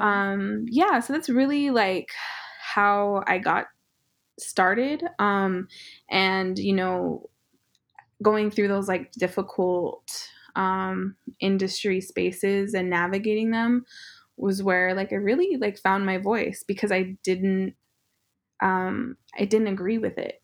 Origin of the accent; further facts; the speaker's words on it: Northern Cheyenne Reservation, Montana, United States; now in Los Angeles, United States; one gas station on our reservation, um, Northern Cheyenne Reservation